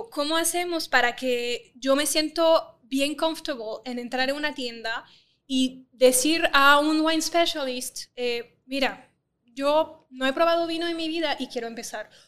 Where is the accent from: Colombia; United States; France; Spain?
France; now in Puerto Rico; yo soy francesa